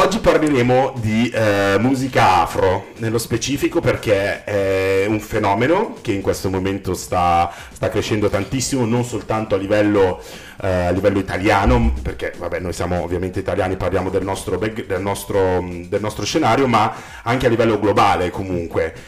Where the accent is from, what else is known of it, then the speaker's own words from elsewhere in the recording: Varese, Lombardy, Italy; ci siamo, conosciuti mm, a Varese perché siamo cresciuti tutti a Varese